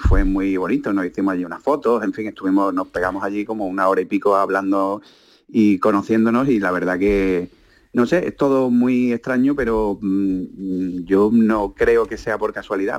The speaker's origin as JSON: {"language": "Spanish", "town": "Málaga", "region": "Andalusia", "country": "Spain", "said": "yo soy de Málaga y estaba trabajando en Sevilla"}